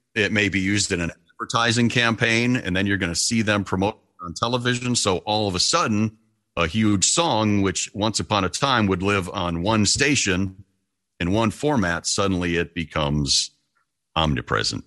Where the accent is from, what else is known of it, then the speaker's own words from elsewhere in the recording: outside of Detroit, Michigan, United States; moved away as an adult; also born or lived in Toledo, Ohio / Dayton, Ohio / Columbus, Ohio / Cincinnati, Ohio; here's a four mile radius from where I grew up outside of Detroit, Michigan